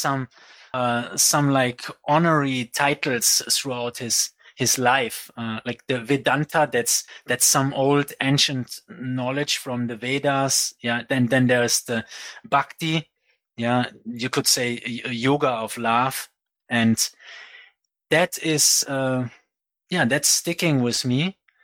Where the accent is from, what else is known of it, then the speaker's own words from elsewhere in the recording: Aachen, North Rhine-Westphalia, Germany; moved away as an adult; also born or lived in Fiji; I grew up in Germany. In Aachen, near Cologne, next to Belgium and Netherlands